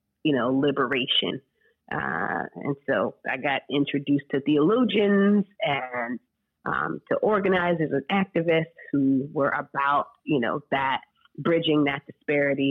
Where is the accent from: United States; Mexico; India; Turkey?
United States; Rockland County, New York; now in St. Louis, United States; I grew up in Rockland County, New York